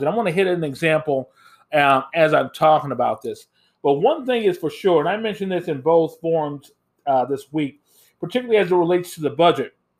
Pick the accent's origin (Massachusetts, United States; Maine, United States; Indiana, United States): Indiana, United States; now in Minnesota, United States; Where I grew up in Indiana